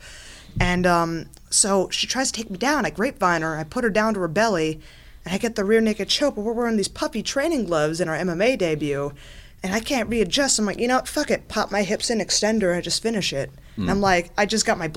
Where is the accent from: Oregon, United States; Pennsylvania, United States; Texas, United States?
Pennsylvania, United States; Philadelphia; moved away; I'm from Philadelphia originally